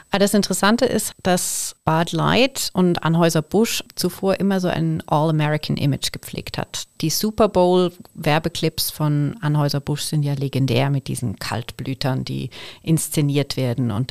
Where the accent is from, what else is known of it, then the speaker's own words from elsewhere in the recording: Altnau, Thurgau, Switzerland; Ich komme vom See. Ich bin aufgewachsen im Thurgauer Dorf Altnau am Bodensee.